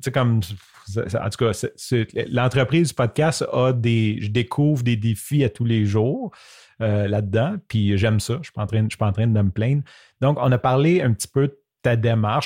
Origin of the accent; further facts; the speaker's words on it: Quebec, Canada; accent: québécois; mon accent québécois